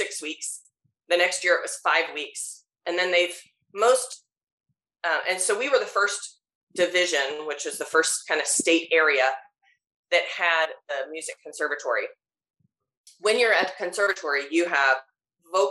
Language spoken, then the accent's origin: English; Georgia, United States; moved away; I grew up in Georgia